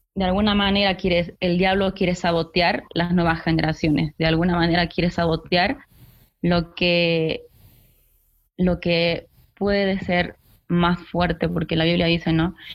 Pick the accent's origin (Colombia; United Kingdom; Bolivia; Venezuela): Bolivia; aquí en mi país, en Bolivia